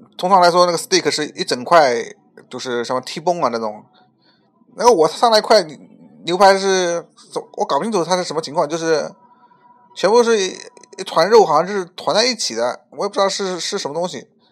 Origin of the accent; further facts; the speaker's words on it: China; now in Canada; 我们中国人